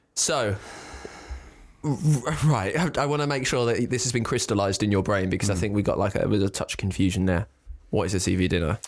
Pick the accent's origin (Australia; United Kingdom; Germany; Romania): United Kingdom; the Home Counties; from the home counties